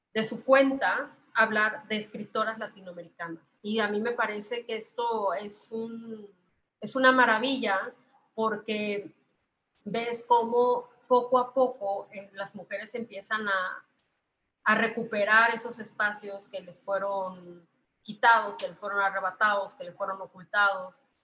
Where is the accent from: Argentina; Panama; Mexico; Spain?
Mexico; Yo soy mexicana